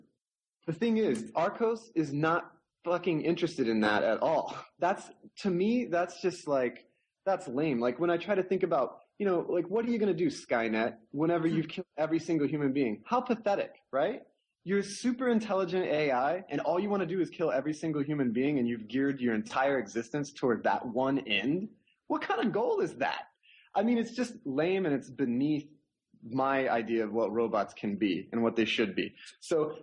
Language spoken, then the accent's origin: English; Oklahoma, United States; grew up in Oklahoma, and I was, you know, I'm a little bit Cherokee, like everybody in Oklahoma, and I grew up in the Cherokee Nation